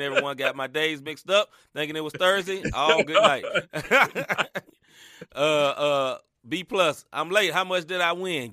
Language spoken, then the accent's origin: English; Tennessee, United States; I know I'm from Tennessee